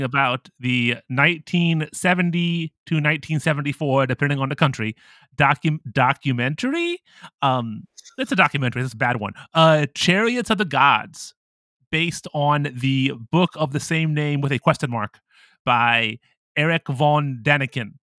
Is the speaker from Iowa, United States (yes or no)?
no; Ohio, United States; I'm from America, and I grew up in Ohio